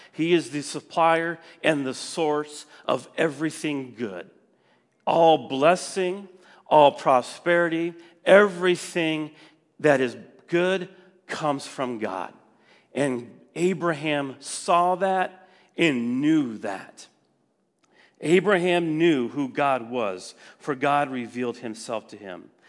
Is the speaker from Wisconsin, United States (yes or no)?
yes; Wisconsin, United States; moved away; I was from Wisconsin, and I just didn't want to move back.